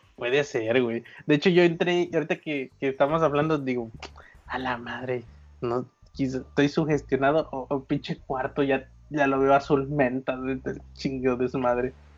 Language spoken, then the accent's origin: Spanish; Guadalajara, Jalisco, Mexico; el primer depa en el que en el que viví cuando nací en Guadalajara